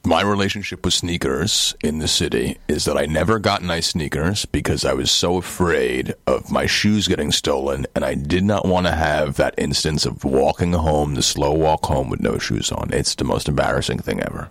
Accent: New York City, New York, United States; born or raised there

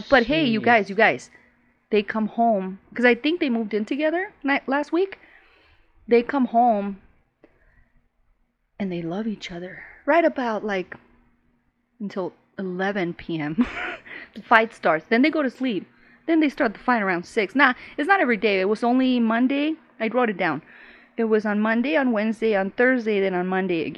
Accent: Chihuahua, Mexico; first language Spanish; English is a second language; moved away; I was raised in Chihuahua.

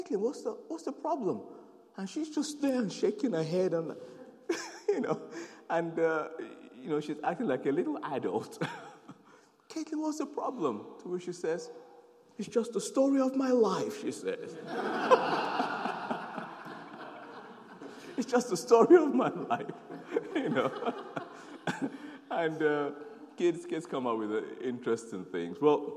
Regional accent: Nigeria; also born or lived in South London / North London; now in London, United Kingdom; I'm a Nigerian, born to Nigerian parents. I'm born in Nigeria

